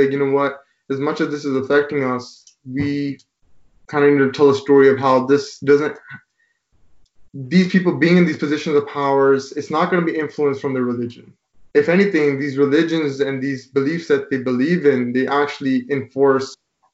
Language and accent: English; Brampton, Ontario, Canada; we're from Brampton